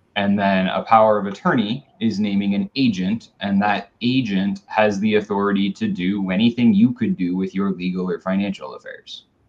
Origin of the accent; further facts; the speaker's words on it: Tualatin, Oregon, United States; I grew up in Tualatin